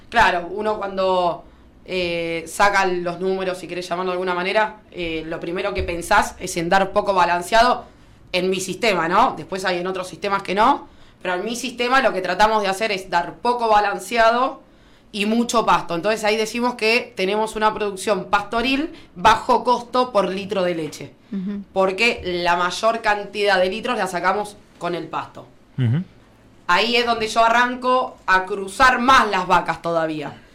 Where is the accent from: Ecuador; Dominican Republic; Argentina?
Argentina; La Madrid, Buenos Aires; moved away as an adult; also born or lived in Bahía Blanca / Rivera; yo nací en La Madrid